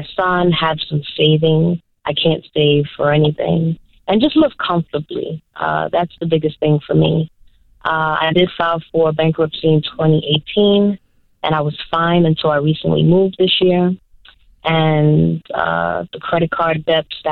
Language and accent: English; New York City, New York, United States; I'm actually from New York City